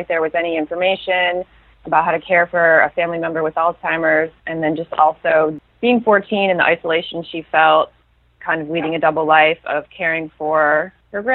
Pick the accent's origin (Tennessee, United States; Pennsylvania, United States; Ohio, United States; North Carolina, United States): Ohio, United States; Toledo; moved away as an adult; also born or lived in Portland, Maine; now in Los Angeles, United States; I was born in Toledo, and I lived there until I was about 25